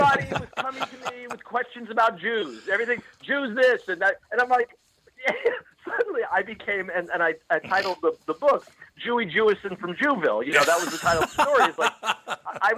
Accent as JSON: {"language": "English", "town": "Miami", "region": "Florida", "country": "United States", "tie": "born or raised there", "also_born_or_lived": "Los Angeles / Coral Gables, Florida", "moved": "yes", "said": "I'm from Miami. And I lived in L.A. for many, many years, but I grew up in Miami"}